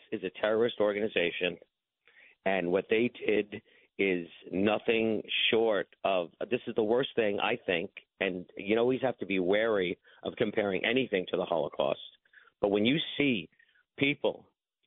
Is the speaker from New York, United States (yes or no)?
yes; New York City, New York, United States; I grew up in Bay Ridge. So this is my home. My home for, 61 years now.